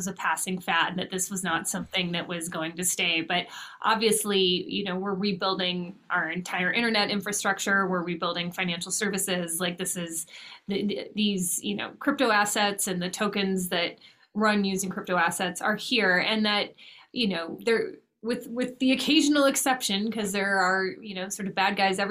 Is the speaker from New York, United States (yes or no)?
no; Los Angeles, California, United States; moved away as an adult; now in Washington, D.C., United States; I was born and raised in California, and then I came out to Washington, D.C. to go to college